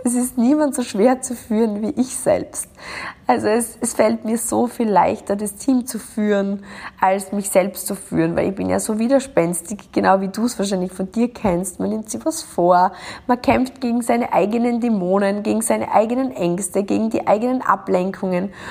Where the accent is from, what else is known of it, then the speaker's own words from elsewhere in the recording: Austria; das kleine Dorf in Österreich, wo ich herkomme